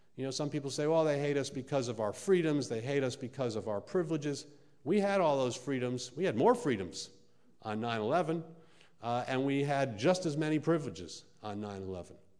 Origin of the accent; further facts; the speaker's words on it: United States; I'm an American and here I am in the heartland of America.